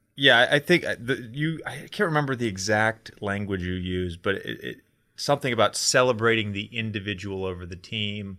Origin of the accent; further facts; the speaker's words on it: Roanoke, Virginia, United States; I grew up in Roanoke, Virginia